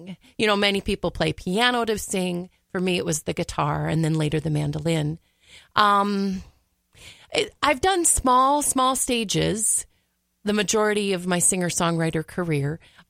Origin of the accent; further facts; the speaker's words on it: Brooklyn Center, Minnesota, United States; I am from Brooklyn Center.